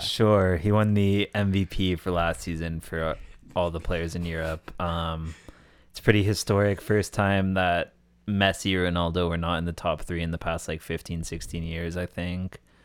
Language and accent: English; Canada; I'm born and raised in Canada